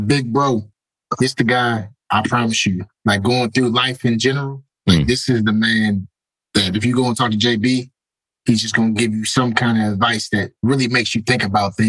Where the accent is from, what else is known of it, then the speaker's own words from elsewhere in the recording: Cleveland, Ohio, United States; we're both from Northeast Ohio. He's from Youngstown. I'm from Cleveland.